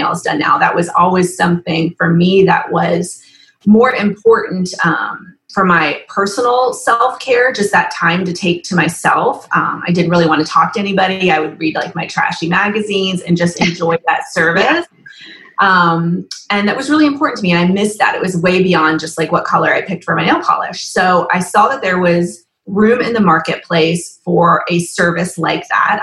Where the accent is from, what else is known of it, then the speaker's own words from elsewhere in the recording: Nashville, Tennessee, United States; also born or lived in New York City / Chicago; I'm originally from Nashville. I've lived here since I was 10, moved up to New York City for about 7 years, and then moved back in 2005